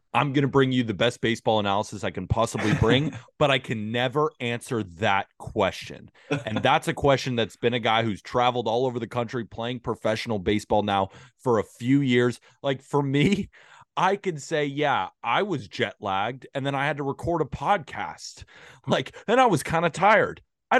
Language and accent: English; Santa Barbara, California, United States; now in New York City, United States; I was born in Santa Barbara, California. I live in New York City. I am an American